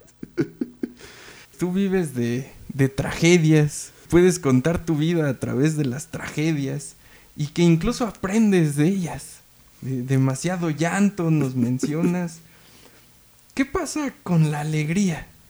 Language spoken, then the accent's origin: Spanish; Naucalpan, State of Mexico, Mexico; Esto que compartimos todos los naucalpenses. No somos chilangos.